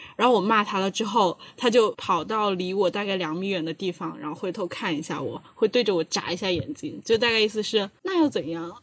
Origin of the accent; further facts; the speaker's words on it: Wuhan, Hubei, China; now in Beijing, China; 因为我是武汉人